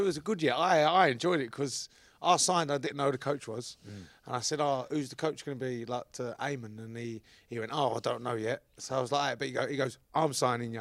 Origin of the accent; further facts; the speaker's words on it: London, United Kingdom; accent: Cockney; moved away; also born or lived in St Helens; you have to be born in London Hospital, which Bow Bells is just up the road